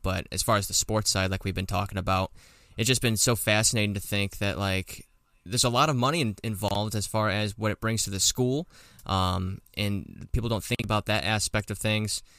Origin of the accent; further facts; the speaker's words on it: Florida, United States; I'm from Florida